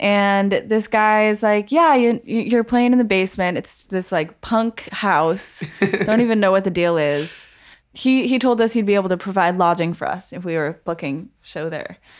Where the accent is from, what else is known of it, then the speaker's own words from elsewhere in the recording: Colorado Springs, Colorado, United States; moved away; also born or lived in Minnesota / Berkeley; I'm originally from Colorado Springs, Colorado. I was born in Minnesota, but I, I moved to Colorado when I was pretty young, so I consider myself a native.